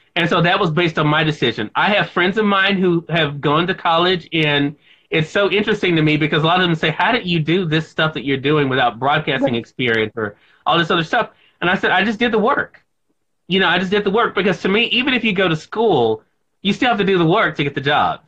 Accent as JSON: {"language": "English", "region": "Mississippi", "country": "United States", "tie": "born or raised there", "said": "here in my home state of Mississippi"}